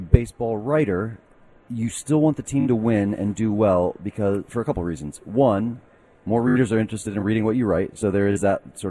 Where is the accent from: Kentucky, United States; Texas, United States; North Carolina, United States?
Texas, United States; I'm from Texas, guys.